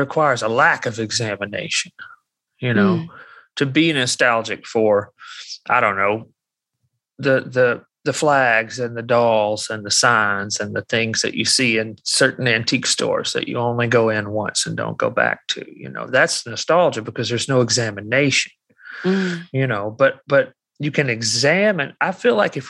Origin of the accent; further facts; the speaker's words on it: Alabama, United States; I'm from Alabama.